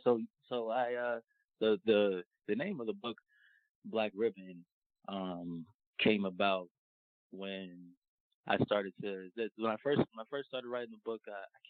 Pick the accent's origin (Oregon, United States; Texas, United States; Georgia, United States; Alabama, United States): Georgia, United States; Atlanta; I'm from Atlanta.